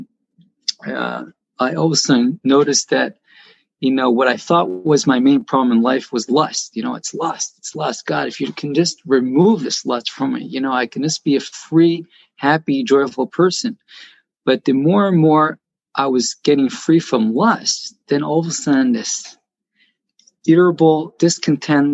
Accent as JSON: {"language": "English", "town": "Jerusalem", "region": "Jerusalem District", "country": "Israel", "tie": "born or raised there", "lives_now": "Beit Shemesh, Israel", "said": "I was born and raised in Jerusalem, but after I got married, I lived in Beit Shemesh"}